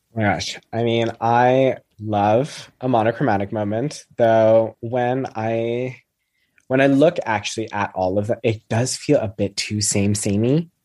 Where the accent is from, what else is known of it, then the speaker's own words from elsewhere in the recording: Canada; moved away as an adult; now in United Kingdom; I'm from Canada originally, so I grew up with the Queen being on all of our money